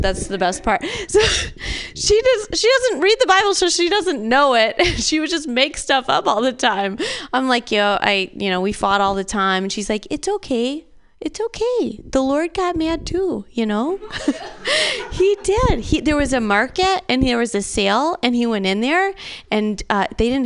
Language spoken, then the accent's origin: English; Michigan, United States; moved away; I'm from Michigan originally.